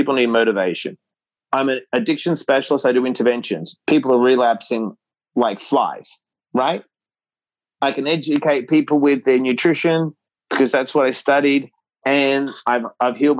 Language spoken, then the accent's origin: English; Australia; moved away; We grew up in Australia